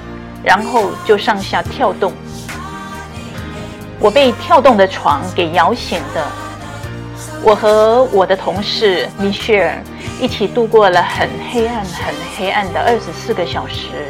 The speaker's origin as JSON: {"language": "Chinese", "region": "Nantou County", "country": "Taiwan", "tie": "born or raised there", "said": "我的家乡台湾南投发生二十世纪末台湾最大的地震"}